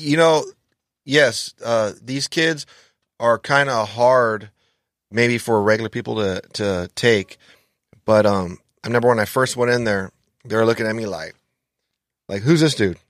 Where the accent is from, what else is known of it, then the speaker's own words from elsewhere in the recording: Los Angeles, California, United States; I grew up in, uh, Los Angeles